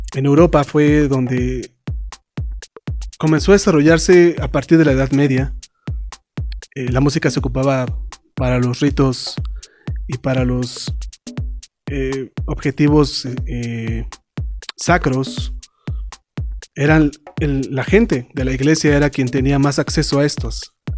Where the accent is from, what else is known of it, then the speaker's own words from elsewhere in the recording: Mexico; nosotros en México